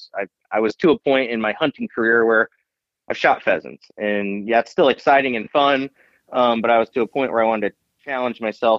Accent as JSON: {"language": "English", "region": "Iowa", "country": "United States", "tie": "born or raised there", "said": "Yep. Been there my whole life and grew up pheasant hunting with my dad and brother and Uncle Mike mainly."}